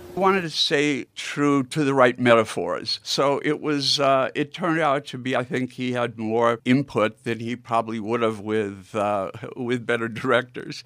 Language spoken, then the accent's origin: English; Milwaukee, Wisconsin, United States; growing up in Milwaukee